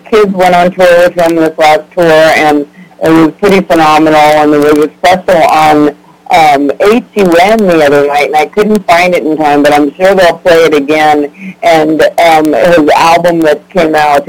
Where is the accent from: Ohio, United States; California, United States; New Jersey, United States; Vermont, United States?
California, United States; I was growing up in California.